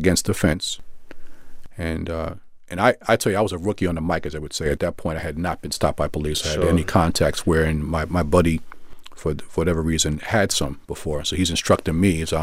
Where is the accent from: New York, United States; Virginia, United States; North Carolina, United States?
New York, United States; New York City; I'm a Brooklynite, born and raised in Brooklyn, still live in Brooklyn now